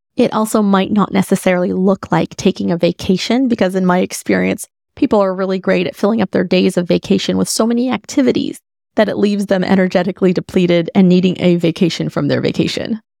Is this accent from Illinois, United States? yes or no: no; Dallas, Texas, United States; moved away; Dallas is basically my hometown